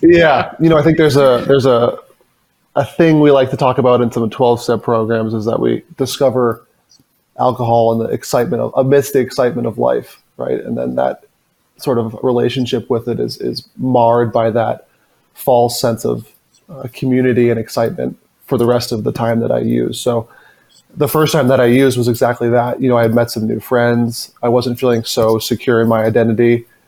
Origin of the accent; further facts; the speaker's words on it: suburb outside of Boston, Massachusetts, United States; I grew up, like you said, in a small suburban town. Well, it's not really that small, but small suburban town uh, outside of Boston